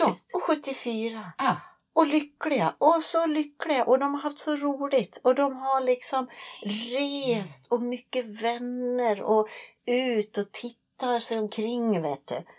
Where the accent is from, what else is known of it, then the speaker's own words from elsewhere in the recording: Sweden; moved away; hemma i Sverige